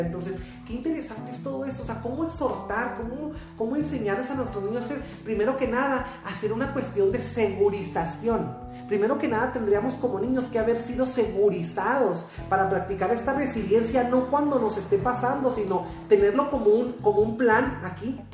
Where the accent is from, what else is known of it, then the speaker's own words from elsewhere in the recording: Mexico; los mexicanos también somos norteamericanos